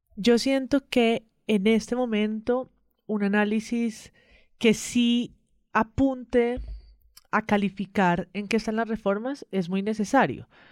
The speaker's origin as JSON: {"language": "Spanish", "country": "Colombia", "said": "que nos juntan como colombianos y como colombianas"}